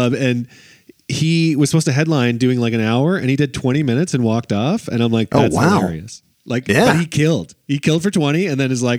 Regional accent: Canada; moved away as an adult; now in Los Angeles, United States; we're Canadian

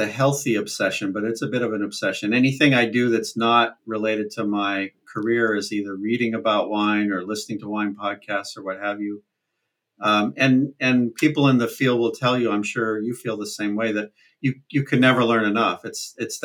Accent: central Vermont, United States; I grew up in Vermont, central Vermont

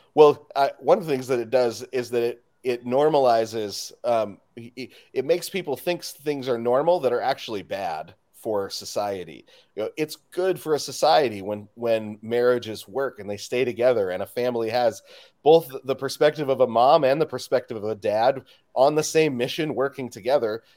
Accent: Spokane, Washington, United States; I'm from Spokane, Washington

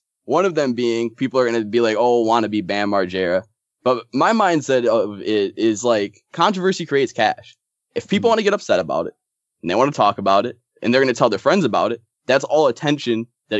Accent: Germantown, Wisconsin, United States; I grew up in Germantown, Wisconsin, which is just so boring.

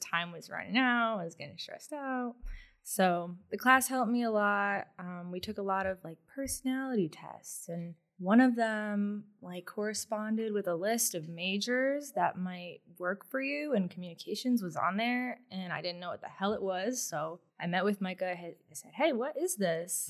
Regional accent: Newington, Connecticut, United States; also born or lived in Boston, Massachusetts; growing up in Connecticut

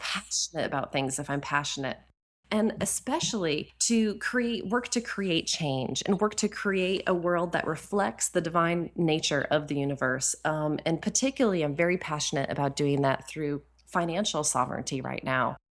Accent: New Hampshire, United States; moved away; also born or lived in Ashland, Oregon; I grew up in New Hampshire, so I'm from New England

